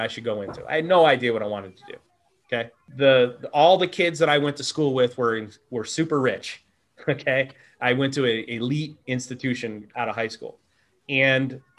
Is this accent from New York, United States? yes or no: yes; upstate New York, United States; also born or lived in Texas; I'm from Texas, but I grew up in upstate New York.